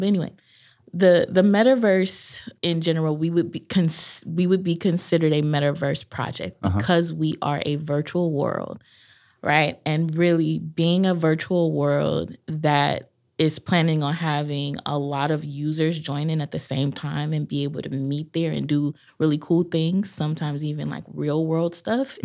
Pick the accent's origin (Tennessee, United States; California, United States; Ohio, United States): California, United States; Los Angeles; now in Durham, United States; I originally was born and raised in Los Angeles, California